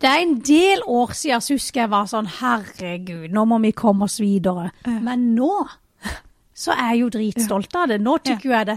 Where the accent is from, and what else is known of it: Vennesla, Agder, Norway; born or raised there